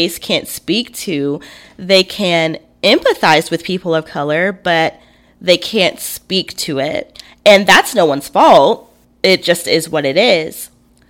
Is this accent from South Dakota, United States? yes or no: no; Alabama, United States; I grew up in the South. born and raised in Alabama